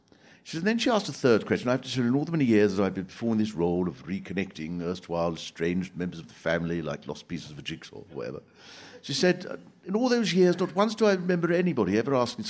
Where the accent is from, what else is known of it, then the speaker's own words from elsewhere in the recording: Swanley, South East England, United Kingdom; I was brought up in Swanley, which is a little sort of working class town in Kent